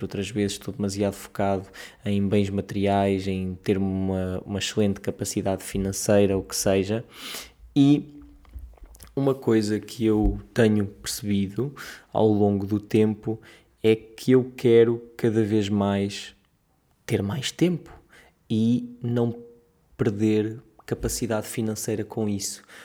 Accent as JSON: {"language": "Portuguese", "country": "Portugal", "said": "na nossa realidade enquanto portugueses pobres, jovens, tristes"}